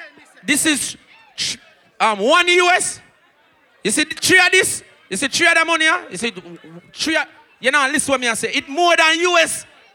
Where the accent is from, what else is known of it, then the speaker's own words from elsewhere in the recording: Jamaica; We're forward from Jamaica. And you can't go back to Jamaica anytime.